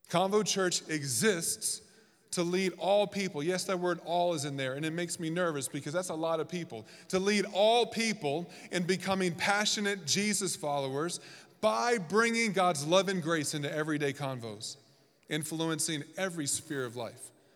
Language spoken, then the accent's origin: English; the South, United States; moved away as an adult; also born or lived in Washington, D.C.; now in Reno, United States; I'm from the South. We have pronunciations for everything that's incorrect.